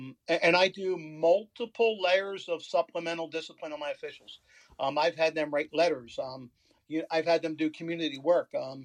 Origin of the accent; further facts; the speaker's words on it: Philadelphia, Pennsylvania, United States; I come from Philly, the Broad Street Bullies